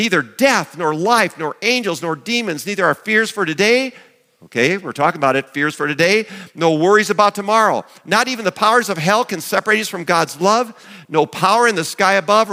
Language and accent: English; Chancellor, South Dakota, United States; when I was growing up in Chancellor